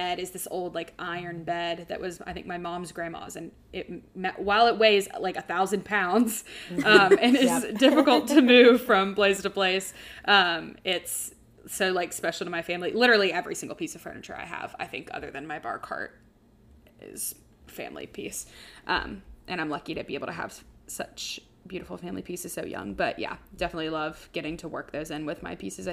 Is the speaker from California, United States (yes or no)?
no; Baton Rouge, Louisiana, United States; I'm from Baton Rouge